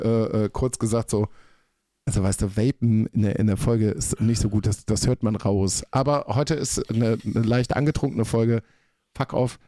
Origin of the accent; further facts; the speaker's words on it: North Rhine-Westphalia, Germany; moved away as an adult; also born or lived in Berlin; Ich bin 30 Jahre in NRW äh, aufgewachsen.